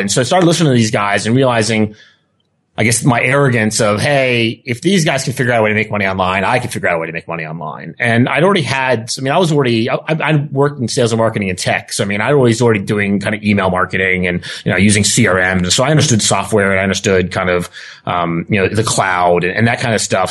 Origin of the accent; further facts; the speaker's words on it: United States; accent: thick American; also born or lived in Spain / Australia; this thick American accent I have, but I'm actually Australian.